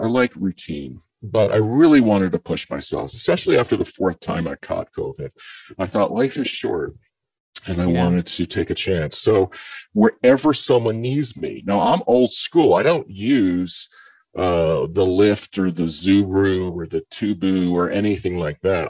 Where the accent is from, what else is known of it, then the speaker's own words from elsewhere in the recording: mid coast area in Maryland, Virginia, Mid-Atlantic, United States; I grew up not in the Northeast, but in the in the mid coast area in Maryland, Virginia, and we grew up around crabs